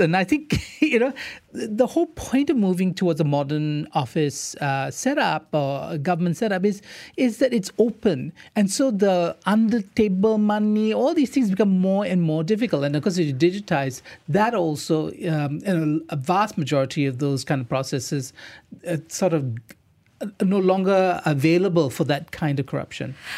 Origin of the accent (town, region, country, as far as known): Malaysia